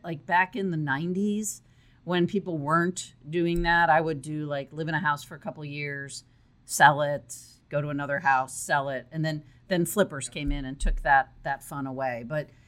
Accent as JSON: {"language": "English", "town": "Chicago", "region": "Illinois", "country": "United States", "tie": "born or raised there", "also_born_or_lived": "Texas", "moved": "as an adult", "said": "I grew up in uh, the suburbs of Chicago. And er, in my early 20s, um, I left"}